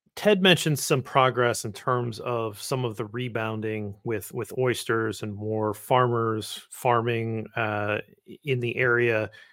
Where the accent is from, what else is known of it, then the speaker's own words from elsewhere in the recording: Midwest, United States; I'm from the Midwest